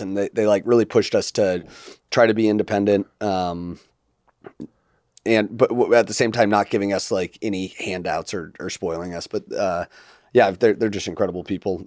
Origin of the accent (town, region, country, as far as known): United States